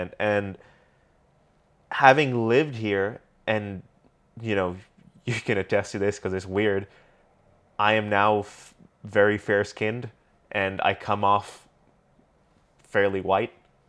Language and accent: English; Pakistan; now in Canada; until I say otherwise and people realize I'm Pakistani, I'm treated like a white person.